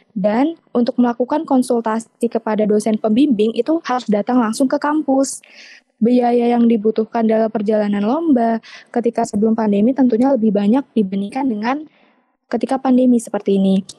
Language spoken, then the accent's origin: Indonesian; Riau, Indonesia; now in Central Kalimantan, Indonesia; Untuk asalnya aku asalnya dari Riau tapi hmm. sekarang tinggalnya di Kalimantan Tengah.